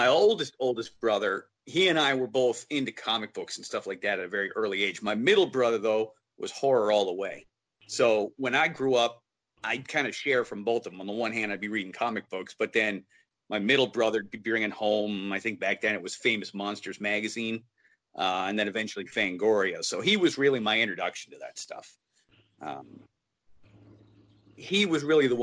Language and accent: English; New Hampshire, Massachusetts area, New England, United States; accent: Yankee; now in Pennsylvania, United States; I grew up in New Hampshire, Massachusetts area. Now I'm living in Pennsylvania. I've been down here, though, for like 30 years